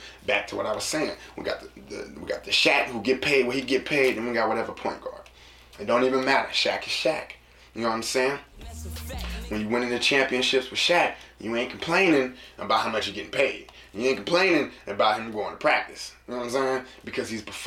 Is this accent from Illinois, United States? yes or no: no; San Francisco, California, United States; also born or lived in Sacramento; when I moved from San Francisco and I moved to Sacramento, I was in middle school